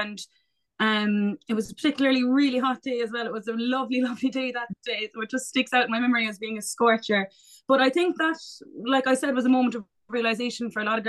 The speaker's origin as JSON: {"language": "English", "town": "Castlehaven", "region": "Munster", "country": "Ireland", "tie": "born or raised there", "said": "to be that female role model for girls growing up in Castlehaven, that they have someone to look up to."}